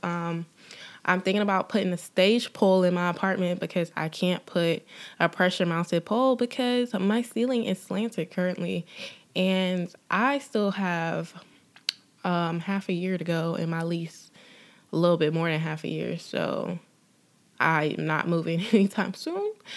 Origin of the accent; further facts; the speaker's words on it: Durham, North Carolina, United States; moved away as an adult; also born or lived in Los Angeles, California; now in Atlanta, United States; I am originally from Durham, North Carolina. I was, um, in North Carolina until two thousand thirteen, and I moved to Atlanta